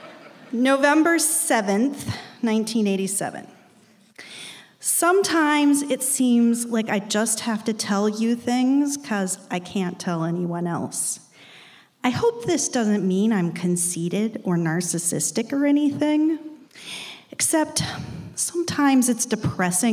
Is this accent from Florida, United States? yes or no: no; Salt Lake City, Utah, United States; I grew up in Salt Lake City in a really devout